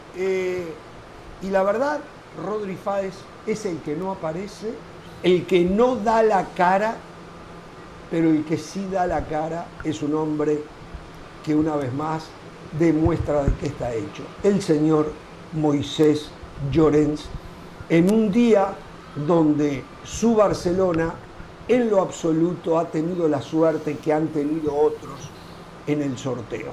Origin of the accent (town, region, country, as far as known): Uruguay